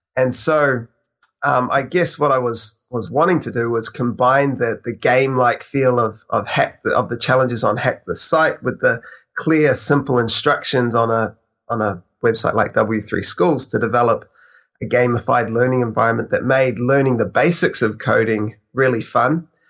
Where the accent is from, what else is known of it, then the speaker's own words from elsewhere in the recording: New Zealand; I'm actually from New Zealand, so I'm on the other side of the world.